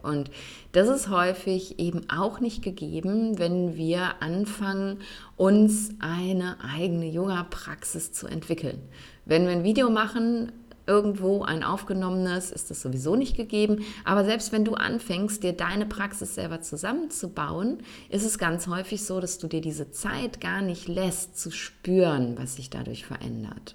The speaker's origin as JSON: {"language": "German", "town": "Essen", "region": "North Rhine-Westphalia", "country": "Germany", "tie": "born or raised there", "also_born_or_lived": "Cologne / Bonn", "moved": "as an adult", "said": "wie oft ich umgezogen bin, erst innerhalb meiner Heimatstadt Essen, dann von Essen nach Köln, von Köln nach Bonn"}